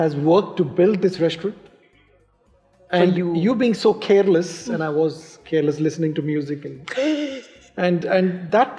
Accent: India; At the age of 19, I used to live in India at that time. I was born in India

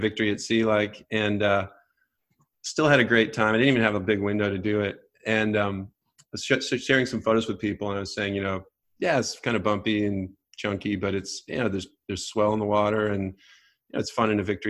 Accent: Great Lakes, United States; also born or lived in Northern California; now in Southern California, United States; I grew up surfing in the Great Lakes a lot

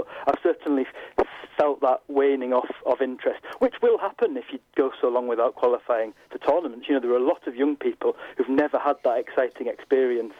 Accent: Yorkshire and the Humber, United Kingdom; I was born in North Yorkshire

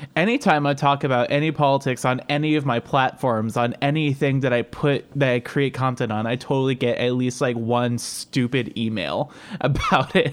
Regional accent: Cleveland, Ohio, United States; accent: Cleveland, Ohio; you correctly pinned my accent, like, directly to, like, Cleveland, Ohio

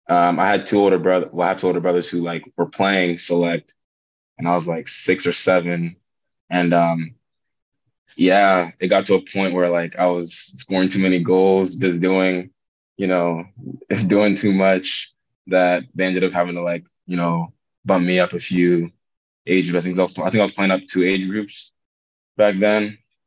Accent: Georgia, United States; I'm from Georgia

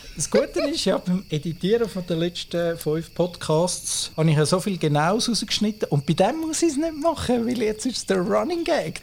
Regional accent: Switzerland; Bei uns in der Schweiz

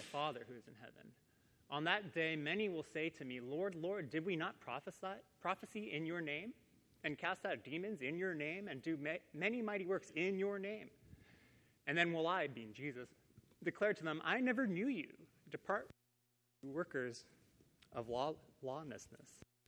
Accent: Downey, California, United States; I grew up in Downey, California, which is like 20 minutes away from here

